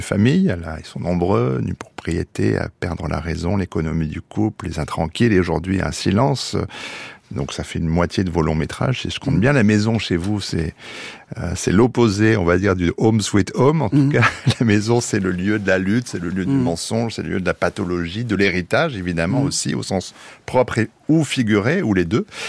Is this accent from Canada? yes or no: no; France; chez nous en France